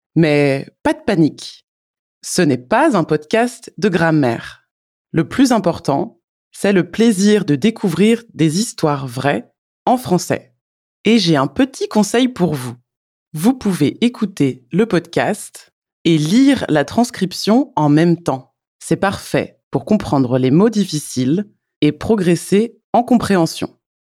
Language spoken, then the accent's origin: French; France; Je suis française